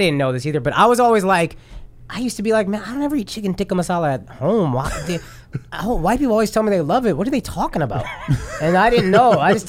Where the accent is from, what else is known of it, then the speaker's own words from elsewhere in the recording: Dallas, Texas, United States; I grew up in Dallas, 100%. So it's Southern people.